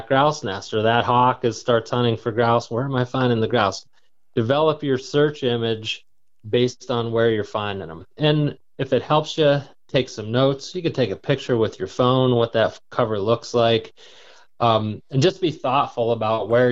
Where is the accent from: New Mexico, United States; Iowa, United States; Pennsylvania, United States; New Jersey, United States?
Pennsylvania, United States; my home state of Pennsylvania